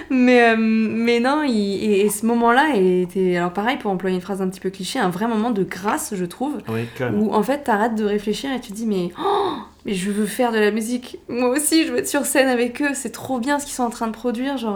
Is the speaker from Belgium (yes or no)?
no; Paris, Île-de-France, France; je suis parisien.